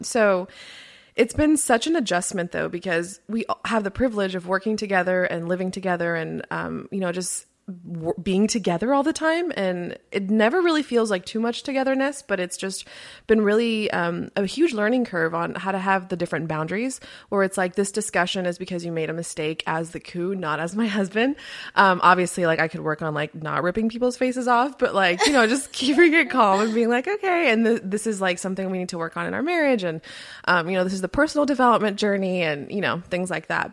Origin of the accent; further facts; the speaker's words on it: Miami, Florida, United States; first language Spanish; English is a second language; I grew up in Miami, Florida. My parents immigrated from Colombia in South America, and, uh, my first language is Spanish